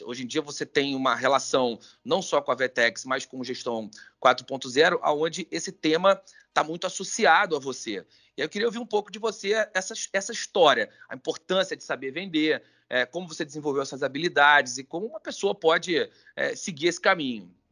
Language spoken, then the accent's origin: Portuguese; Rio de Janeiro, Brazil; eu sou do Meia